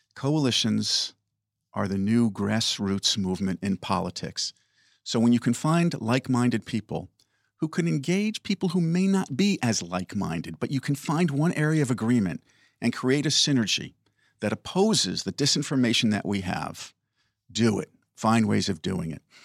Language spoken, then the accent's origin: English; Oyster Bay, New York, United States; my own independent bookstore in my hometown of Oyster Bay